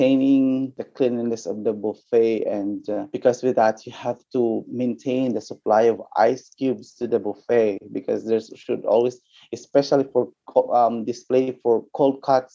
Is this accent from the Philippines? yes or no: yes; Philippines; from my batch I was the only from the Philippines